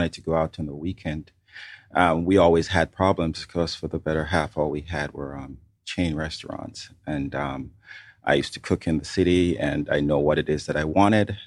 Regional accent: Montego Bay, Saint James, Jamaica; now in Atlanta, United States; I was born and grown in Montego Bay, Jamaica

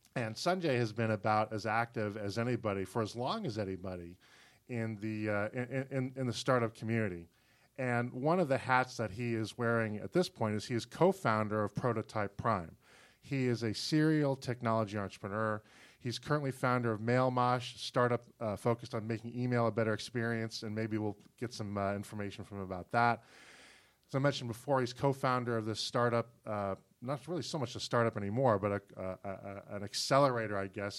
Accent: Chamblee, Georgia, United States; my hometown of Shambly that has, I think, a population of about thirty thousand people

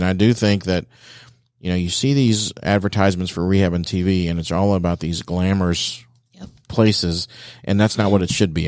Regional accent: Dayton, Ohio, United States; I'm from the Dayton area

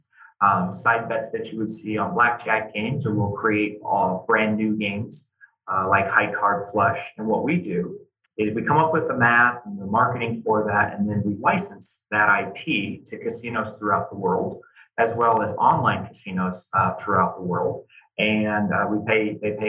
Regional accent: United States; also born or lived in California / Seattle, Washington; I grew up a bit in California and then a bit up in the Seattle, Washington area.

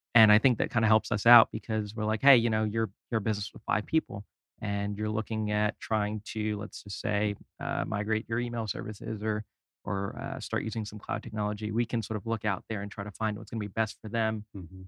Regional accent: New York City, New York, United States; moved away; also born or lived in California / Orlando, Florida; I am from New York originally

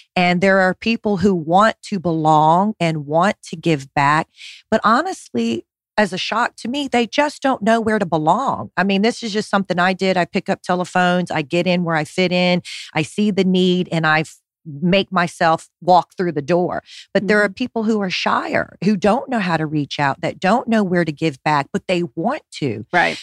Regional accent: Honolulu, Hawaii, United States; It's what I did growing up in Honolulu

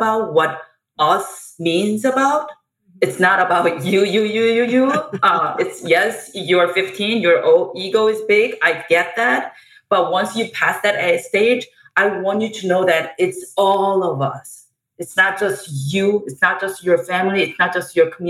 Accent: South Korea; moved away; I grew up in South Korea

